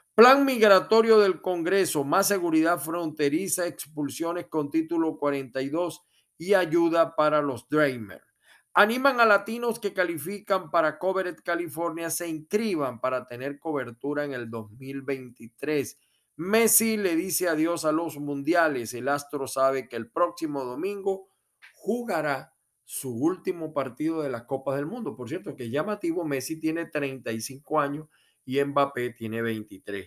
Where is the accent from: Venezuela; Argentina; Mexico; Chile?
Venezuela; now in United States; en mi país, Venezuela